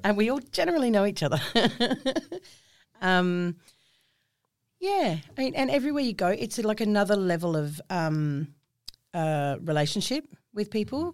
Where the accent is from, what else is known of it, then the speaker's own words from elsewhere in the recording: southwest of Western Australia, Australia; also born or lived in Queensland; I was born in Queensland and grew up in southwest of Western Australia